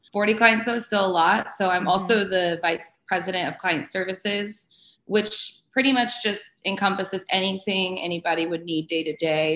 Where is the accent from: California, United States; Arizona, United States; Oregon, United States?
Arizona, United States; I grew up in Arizona